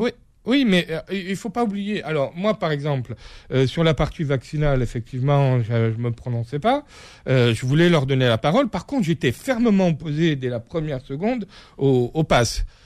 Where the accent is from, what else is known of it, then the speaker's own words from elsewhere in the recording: Corsica, France; Je suis corse, je le revendique, j'ai cette vision, euh, cette vision euh, de, de, voilà, de ma terre, de ma culture que je porte avec moi